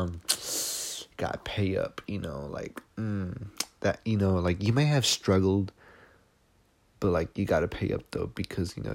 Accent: United States; I'm American. I'm Mexican-American

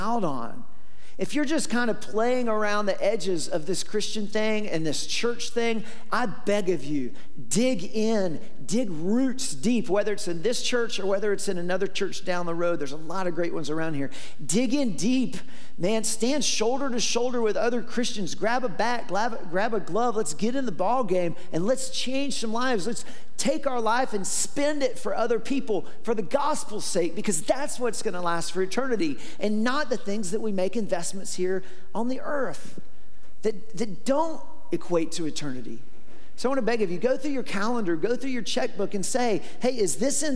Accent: Warner Robins, Georgia, United States; I grew up in Warner Robins

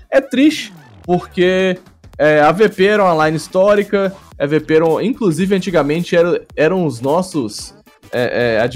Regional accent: Brazil; eu sou brasileiro

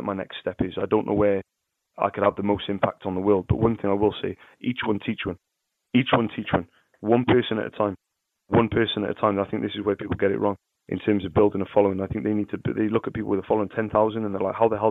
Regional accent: Cardiff, Wales, United Kingdom; I'm from Cardiff, you know, I sell ink

